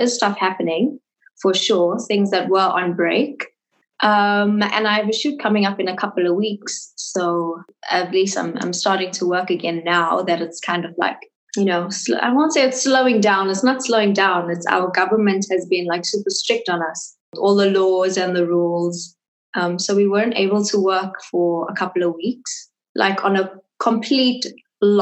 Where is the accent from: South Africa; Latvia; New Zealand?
South Africa; Durban, KwaZulu-Natal; moved away as an adult; now in Johannesburg, South Africa; I was born and raised in Durban, which is a coastal town in South Africa.